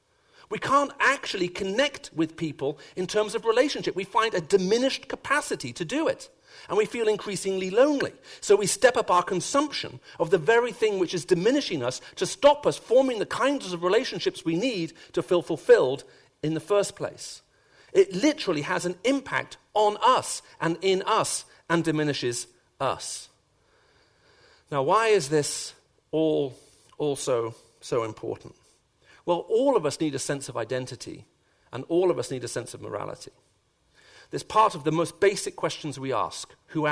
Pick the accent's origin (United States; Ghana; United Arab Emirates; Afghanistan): United Arab Emirates; Sharjah; also born or lived in Saudi Arabia; So I grew up as a child, first of all, in Saudi Arabia, and then, in the United Arab Emirates in Sharjah. And those are my earliest childhood memories.